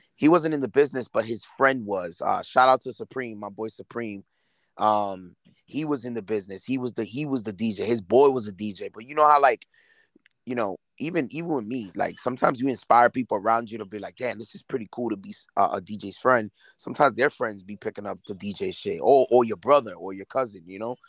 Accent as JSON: {"language": "English", "town": "New York City", "region": "New York", "country": "United States", "also_born_or_lived": "Lawrence, Massachusetts", "moved": "yes", "said": "I moved to Lawrence in '97, and then I left in 2009 to New York, back to New York, because I'm originally from Brooklyn, so which I currently live now"}